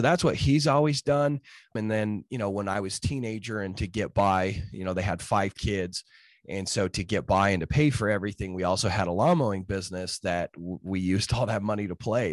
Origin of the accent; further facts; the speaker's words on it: Utah, United States; I grew up in Utah in the, in, you know, the, the Rocky Mountains